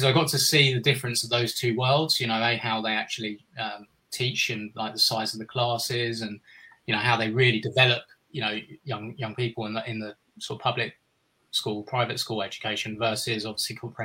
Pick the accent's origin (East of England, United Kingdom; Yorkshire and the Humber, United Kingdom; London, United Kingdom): London, United Kingdom; Kingston upon Thames; I was born in 1979 in Kingston-upon-Thames, which is just on the outskirts of southwest London, near Wimbledon, where people will be familiar with the tennis, and that's actually where I've been living like most of my life